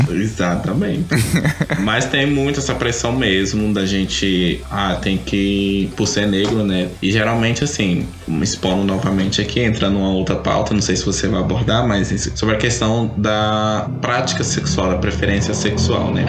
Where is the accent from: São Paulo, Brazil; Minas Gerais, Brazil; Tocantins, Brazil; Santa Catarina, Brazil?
Tocantins, Brazil; interior of; eu sou do interior do Tocantins